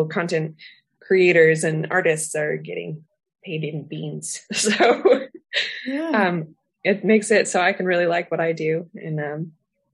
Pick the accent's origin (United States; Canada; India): United States; San Diego, California; moved away as an adult; now in Amsterdam, Netherlands; I am originally from San Diego, where there is no seasons, and I moved to the Netherlands because I married a Dutch man.